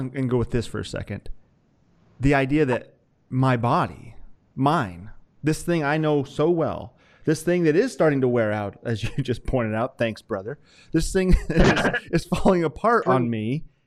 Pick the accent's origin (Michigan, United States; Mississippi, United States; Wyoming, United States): Wyoming, United States; I grew up in Wyoming